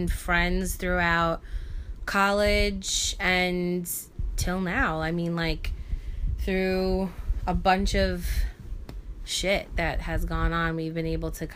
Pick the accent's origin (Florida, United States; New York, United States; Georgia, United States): New York, United States; New York City; from Staten Island, New York